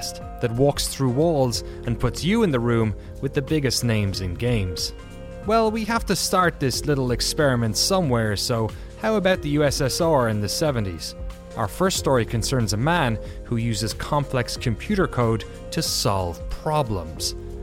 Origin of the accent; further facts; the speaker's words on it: Ireland; now in Maryland, United States; I'm Irish, 32 years old, married